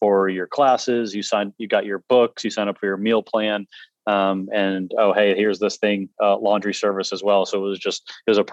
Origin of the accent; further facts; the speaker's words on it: Red Wing, Minnesota, United States; now in North Carolina, United States; My co-founder, best friend, and I grew up in Red Wing